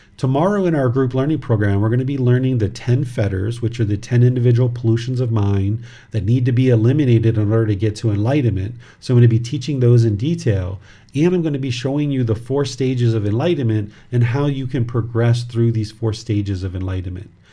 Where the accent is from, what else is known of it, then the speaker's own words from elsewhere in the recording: United States; This body was born in America, but I am not American